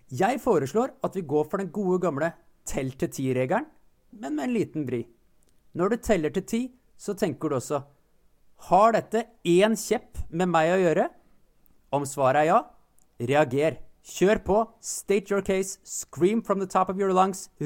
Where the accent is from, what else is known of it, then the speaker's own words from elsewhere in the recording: Iceland; moved away as an adult; now in Norway; Jeg er jo islandsk statsborger, jeg er ikke norsk